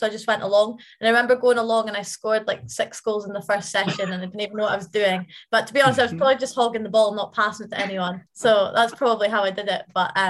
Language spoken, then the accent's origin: English; Aberdeen, Scotland, United Kingdom; born or raised there; moved away as an adult; now in Dundee, United Kingdom